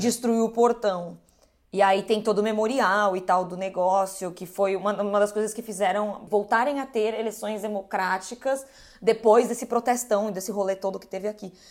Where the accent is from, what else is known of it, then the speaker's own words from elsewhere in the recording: Brazil; eu sou aqui do Brasil, entendeu? Zona Norte, Zona Forte